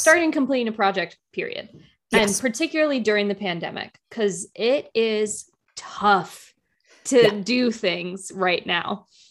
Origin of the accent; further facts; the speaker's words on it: United States; being like an American